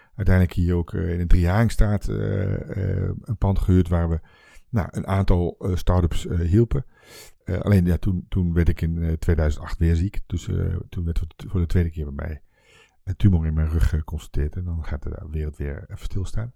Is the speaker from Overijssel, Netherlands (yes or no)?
yes; Twente, Overijssel, Netherlands; moved away; dan ben ik eigenlijk teruggegaan naar waar ik vandaan kom, Twente.